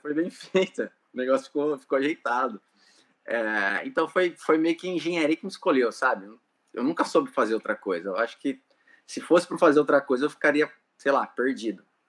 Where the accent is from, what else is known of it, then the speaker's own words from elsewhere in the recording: Lins, São Paulo, Brazil; moved away; eu sou de Lins, interior de São Paulo, uma cidade muito pequena, sabe?